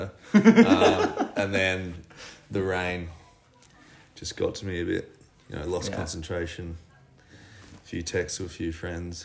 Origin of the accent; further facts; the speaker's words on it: Sydney, New South Wales, Australia; I'm from Sydney, play for Eastern Suburbs Cricket Club down in Bondi